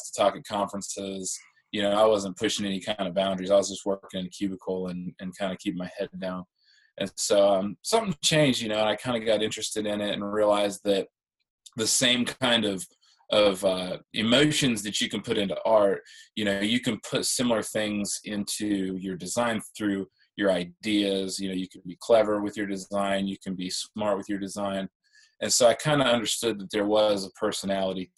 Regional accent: Central Illinois, United States; moved away as an adult; also born or lived in Augusta, Georgia; I'm originally from the Midwest. I grew up in Illinois, in Central Illinois

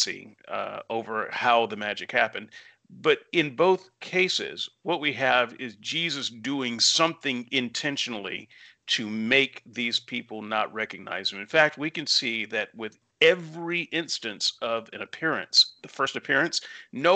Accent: Alabama, United States; where I grew up in the Bible Belt in Alabama

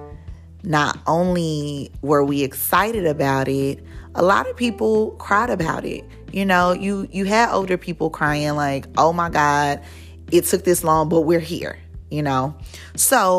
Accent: Dallas, Texas, United States; moved away; Born and raised in Dallas, Texas

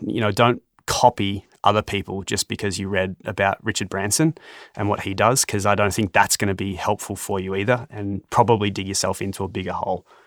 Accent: Australia; I'm an Australian

